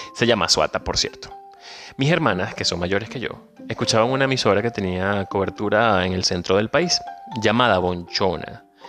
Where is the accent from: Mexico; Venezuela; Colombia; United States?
Venezuela; moved away as an adult; now in Argentina; Soy venezolano, emigrante